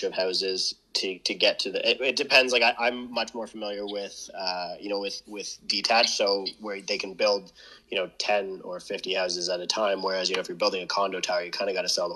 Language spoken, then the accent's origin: English; Canada; I'm from a small town where it's a lot of unskilled labor or skilled labor, but trades